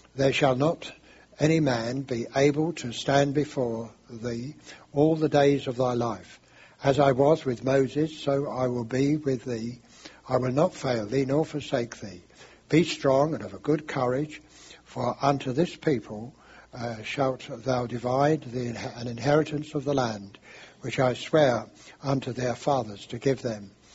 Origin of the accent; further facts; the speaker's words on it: London, United Kingdom; I'm English and I come from London, and uh, we speak in a special way there